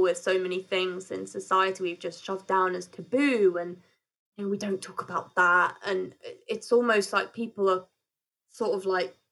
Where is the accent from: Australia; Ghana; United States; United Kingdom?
United Kingdom; we're very British.